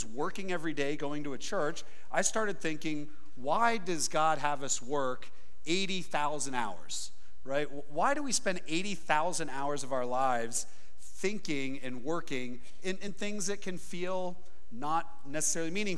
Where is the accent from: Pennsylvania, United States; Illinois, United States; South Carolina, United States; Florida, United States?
Pennsylvania, United States; Philadelphia; I'm from the Philadelphia area, which is pretty different